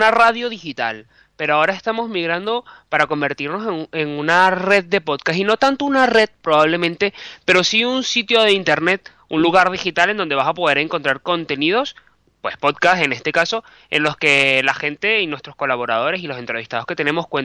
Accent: Venezuela; moved away as an adult; now in Madrid, Spain; yo soy periodista, soy venezolano. Por casualidad de la vida estudié un máster en Bilbao de la UPV. Luego, pues, volví a Caracas, trabajé en televisión y de repente volví a Madrid

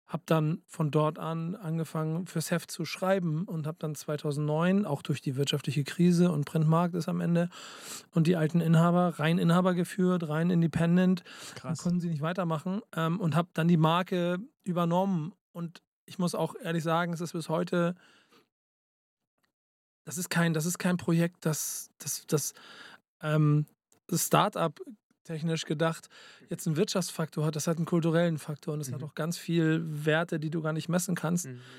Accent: Hamburg, Germany; now in Munich, Germany; Muss ich sagen, als Hamburger, ich merke, dass München schöner ist

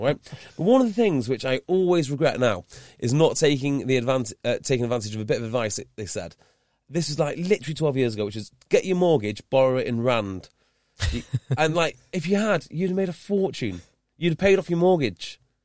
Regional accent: Wales, United Kingdom; growing up in Wales

